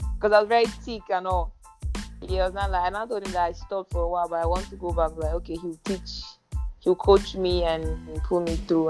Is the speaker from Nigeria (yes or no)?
yes; Ogun State, Nigeria; I'm from Ogun so, State. I'm Yoruba